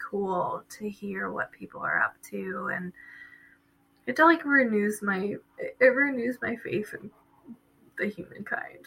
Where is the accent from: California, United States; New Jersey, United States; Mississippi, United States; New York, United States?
New Jersey, United States; moved away; also born or lived in Nazareth; I'm from Jersey, but I came to Nazareth